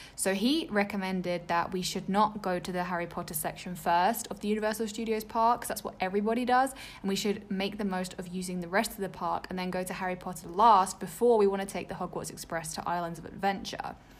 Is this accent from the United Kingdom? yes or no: yes; England, United Kingdom; I grew up in England